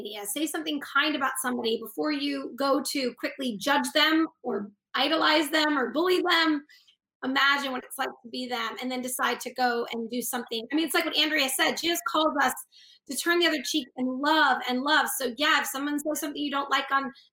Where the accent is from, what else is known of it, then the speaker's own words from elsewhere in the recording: Boston, Massachusetts, United States; moved away as an adult; also born or lived in Los Angeles / New Mexico; we're from Boston, Massachusetts, like upstate Massachusetts